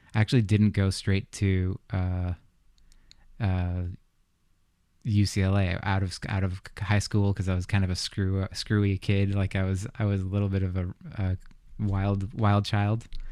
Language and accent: English; United States; I grew up in the States